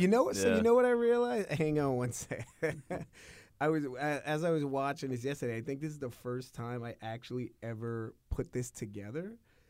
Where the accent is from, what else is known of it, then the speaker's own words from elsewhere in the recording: New York, United States; I did grow up in New York and obviously I remember parts of the 80s when I was a little bit older. Obviously, most of my formative youth was in the 90s